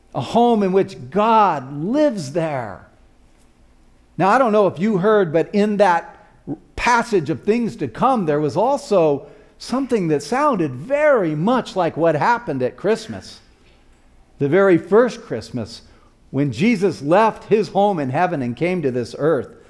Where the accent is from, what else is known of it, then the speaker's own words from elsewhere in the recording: Tucson, Arizona, United States; also born or lived in Flagstaff, Arizona; my hometown, which was in Tucson, Arizona